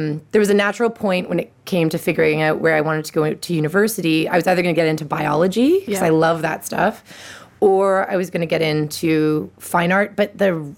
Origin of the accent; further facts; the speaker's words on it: Ottawa, Ontario, Canada; I grew up in Ottawa